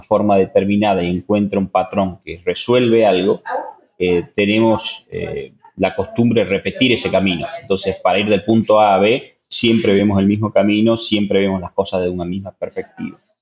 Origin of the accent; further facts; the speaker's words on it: Tucumán, Argentina; soy un tucumano